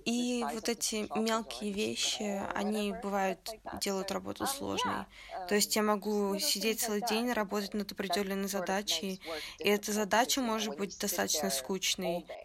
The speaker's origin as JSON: {"language": "Russian", "country": "Taiwan", "said": "поскольку я из Тайваня, и я не знала достаточно о китайской культуре"}